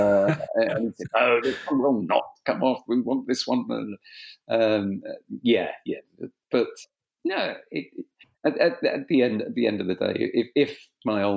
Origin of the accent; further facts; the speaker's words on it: England, United Kingdom; accent: slight South London; first language French; also born or lived in Kent; My father and mother arrived in England in 1958. I was born here.